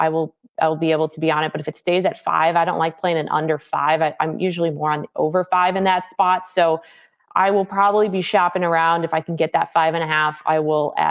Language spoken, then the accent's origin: English; Chicago, Illinois, United States; I am actually from Chicago